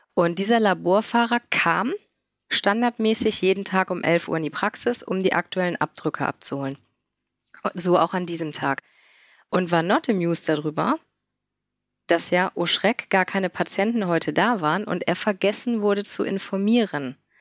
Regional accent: Mönchengladbach, North Rhine-Westphalia, Germany; Ich komme aus dem wunderschönen Mönchengladbach am Niederrhein. Und ja, da lebe ich

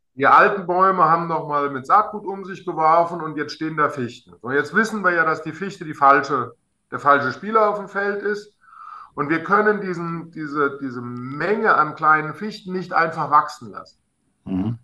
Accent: Alsfeld, Hesse, Germany; in meiner Heimatstadt Alsfeld

